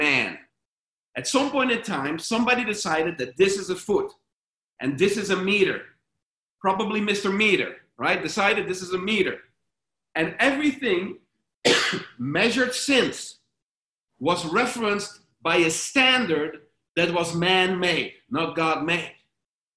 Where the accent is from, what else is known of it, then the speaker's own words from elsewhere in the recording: Sprang-Capelle, North Brabant, Netherlands; moved away; I went back to my hometown. It's a little town called Sprangkapelle